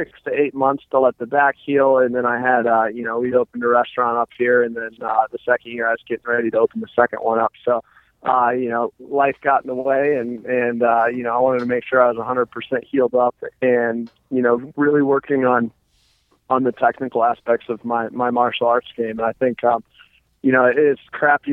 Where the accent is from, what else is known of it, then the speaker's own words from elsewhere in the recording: Defiance, Ohio, United States; also born or lived in Cincinnati; I grew up in Defiance, Ohio, so it's north of Dayton.